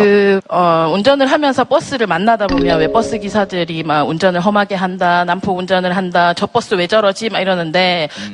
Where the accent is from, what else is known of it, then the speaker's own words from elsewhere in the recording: Ulsan, South Korea; 울산에서 온